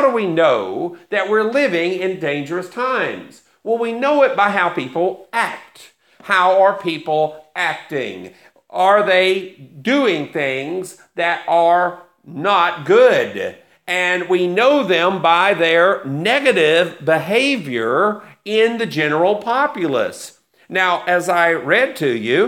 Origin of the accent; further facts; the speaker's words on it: United States; I am very pro-American. I'm very patriotic for my country